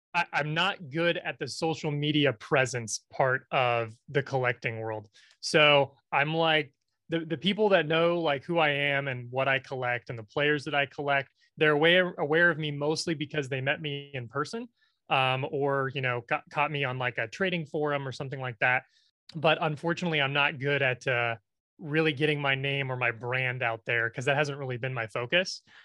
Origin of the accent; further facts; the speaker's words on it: Nebraska, United States; I am from Nebraska, where we have no professional sports teams.